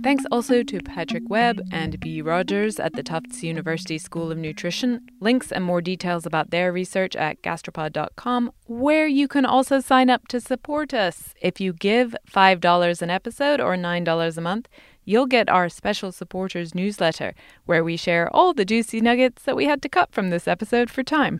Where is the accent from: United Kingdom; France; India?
United Kingdom; England; now in United States; in my home country of England